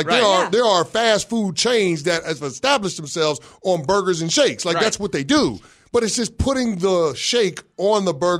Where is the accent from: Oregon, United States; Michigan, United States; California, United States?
Michigan, United States; Detroit; it's Detroit versus everybody. We're always fighting. So, of course, I'm going to defend my hometown.